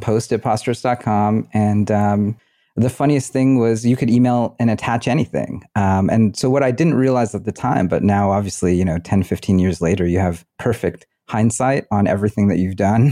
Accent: Bay Area, California, United States; I grew up in the Bay Area

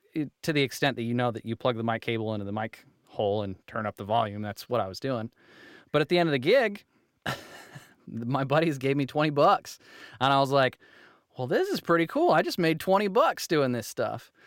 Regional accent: Utah, United States; I'm from Utah

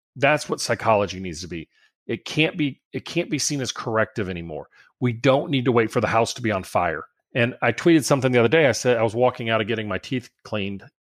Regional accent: South Louisiana, United States; I'm from South Louisiana

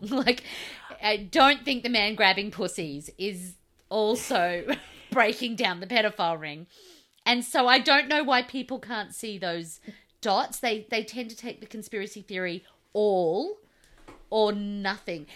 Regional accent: Australia; you and I both reject Scott Morrison as our Australian father

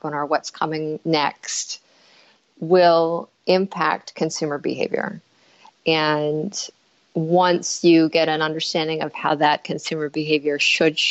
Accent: Northern Canada, Canada; moved away; also born or lived in Winnipeg, Manitoba; I am Canadian, and I was born in a small mining town in northern Canada, about 13 hours north of the American border.

